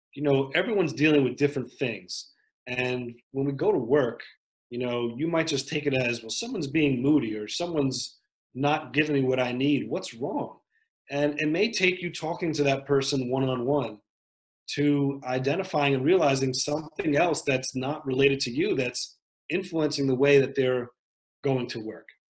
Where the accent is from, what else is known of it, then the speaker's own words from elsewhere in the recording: Westchester County, New York, United States; also born or lived in South Bronx, New York; I grew up in Westchester County, which is a nice part of New York